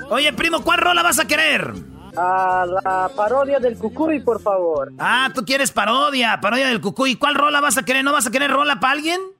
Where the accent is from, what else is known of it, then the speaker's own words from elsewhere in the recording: California, United States; born there; Ah, no, yo nací aquí en California.